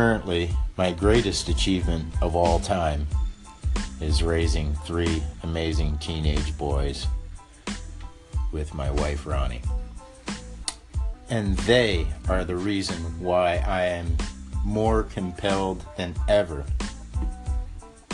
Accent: Mississippi, United States; moved away; also born or lived in Hollywood; Since the early 1960s, I grew up in Mississippi

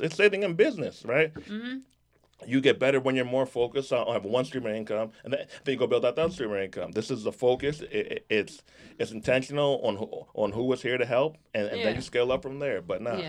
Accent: Jamaica; And I'm Jamaican, so that's why I won't be getting a check.

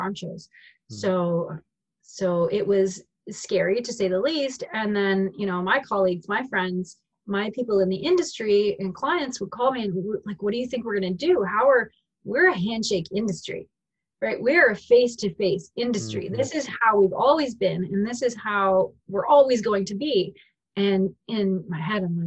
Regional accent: Ridgeway, Ontario, Canada; So I'm from Ridgeway, Ontario

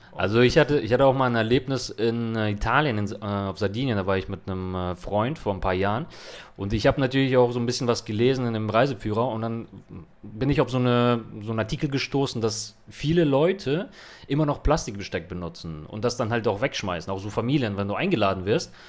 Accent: Hamburg, Germany; now in Barcelona, Spain; bei uns in Hamburg

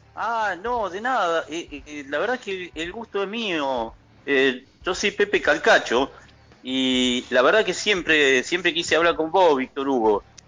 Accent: Argentina; yo soy calcacho argentino

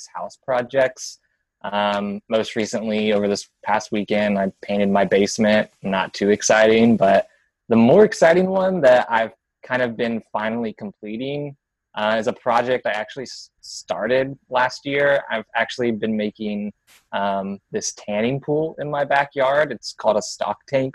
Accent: Atlanta, Georgia, United States; also born or lived in Denver, Colorado; now in Birmingham, United States; I'm originally from the South, Atlanta

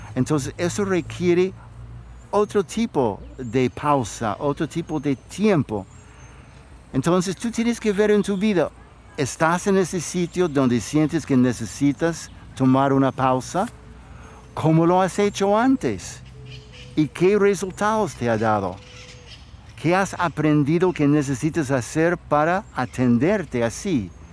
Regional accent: United States; moved away; Yo crecí como niño en los Estados Unidos

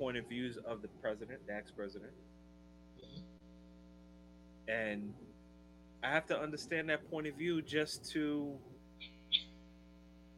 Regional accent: New York, United States; now in Jacksonville, United States; I was raised in New York

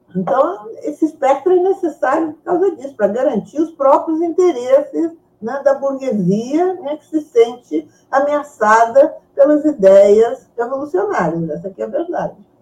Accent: Brazil; also born or lived in Mexico; Aí nós, em 45, né, com, a, com a anistia, viemos para o Brasil.

